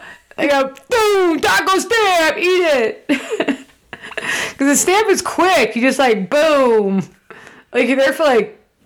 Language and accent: English; Florida, United States; It's still my home state, Rach.